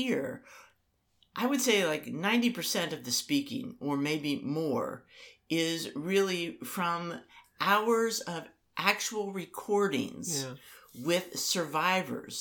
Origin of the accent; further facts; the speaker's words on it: United States; being American